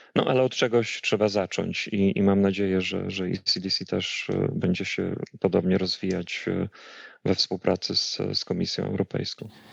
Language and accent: Polish; Białystok, Podlaskie Voivodeship, Poland; moved away as an adult; also born or lived in Atlanta, United States; now in Stockholm, Sweden; pochodzę z Białegostoku, y, ze ściany wschodniej, z Zielonych Płuc Polski i tam kończyłem, y, to jeszcze się nazywało Akademia Medyczna